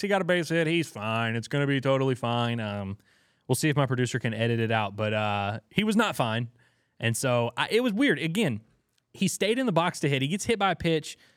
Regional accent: Louisiana, United States; I'm from Louisiana, so I always gotta support my Louisiana Hogs.

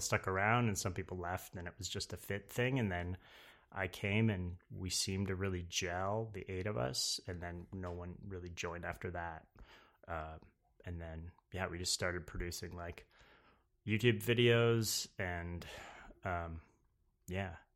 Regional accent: Napanee, Ontario, Canada; moved away as an adult; now in New York, United States; I'm from Canada, around, uh, between Toronto and Montreal, a place called

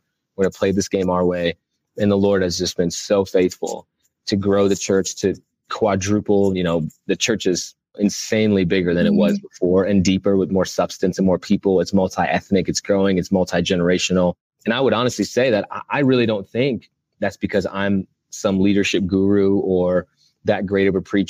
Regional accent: Midwest, United States; I really thought Indianapolis is the city we'll end up in, because we're from the Midwest.

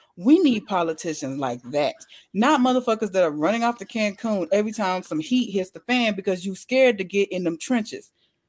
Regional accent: Louisiana, United States; moved away; also born or lived in Shreveport; I'm from Louisiana

